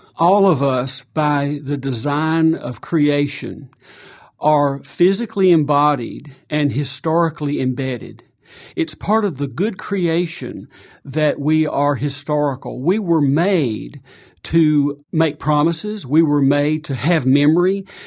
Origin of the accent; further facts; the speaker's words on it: South Carolina, United States; moved away; I grew up in South Carolina, blue collar